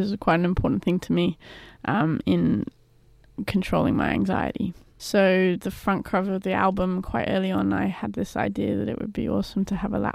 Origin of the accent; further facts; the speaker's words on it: England, United Kingdom; now in Australia; I am English